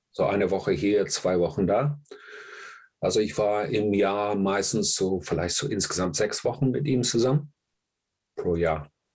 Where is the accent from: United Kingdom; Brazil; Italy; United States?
United Kingdom; England; moved away; ich komme aus England, ich war in England, bin ich aufgewachsen